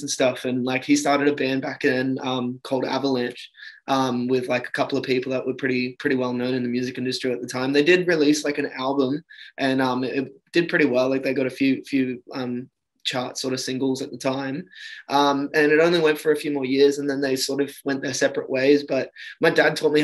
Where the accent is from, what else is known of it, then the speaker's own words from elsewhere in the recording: Sunshine Coast, Queensland, Australia; moved away as an adult; now in Sydney, Australia; I was brought up in Queensland on Sunshine Coast like for pretty much my whole life